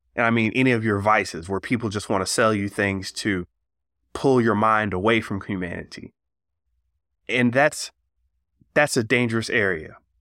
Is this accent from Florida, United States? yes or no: yes; Florida, United States; I'm from Florida